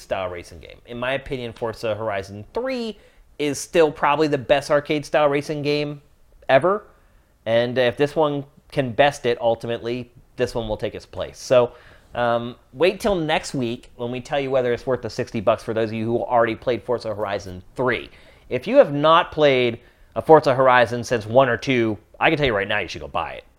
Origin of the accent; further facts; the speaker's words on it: East Coast, United States; moved away as an adult; also born or lived in California; now in Los Angeles, United States; I'm from the East Coast where I was used to dealing with weather